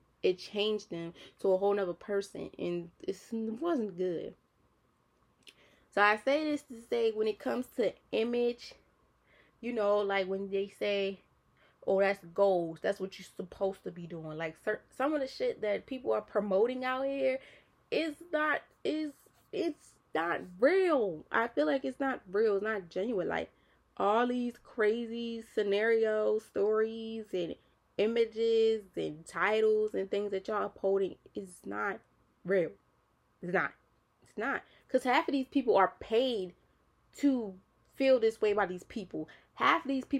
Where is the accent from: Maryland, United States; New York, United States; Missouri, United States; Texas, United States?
Maryland, United States; Baltimore; I'm a city girl. Like, I'm from Baltimore City